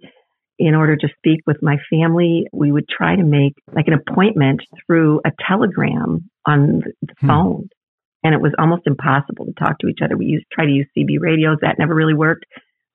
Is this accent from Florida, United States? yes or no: no; Geneseo, Illinois, United States; also born or lived in Chicago suburbs / Bolivia; I was born here in Geneseo, Illinois, which is a small town in Northwest Illinois